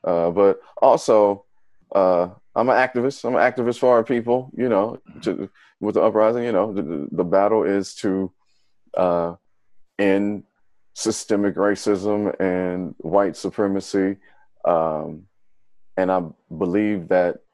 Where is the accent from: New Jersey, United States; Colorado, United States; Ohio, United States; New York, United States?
Ohio, United States; Dayton; Originally from, born and raised in Dayton, Ohio, the birthplace of funk music